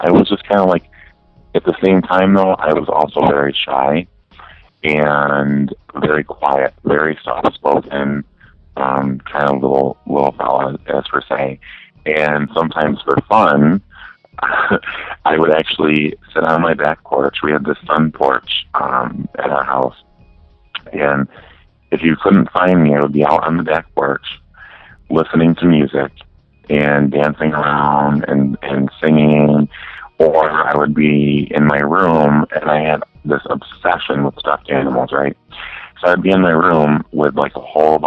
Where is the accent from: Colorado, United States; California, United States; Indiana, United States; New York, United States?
New York, United States; Zeta; now in Albany, United States; I'm originally from a small town called Zeta, New York